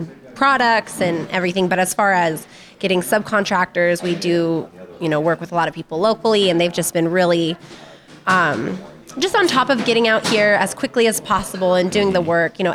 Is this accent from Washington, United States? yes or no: yes; Ferndale, Washington, United States; I'm from Ferndale